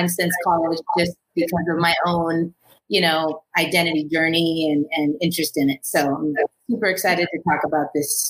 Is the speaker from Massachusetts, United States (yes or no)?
no; California, United States; I am a psychologist out here in Los Angeles. I'm born and raised in Cali, so I'm a native here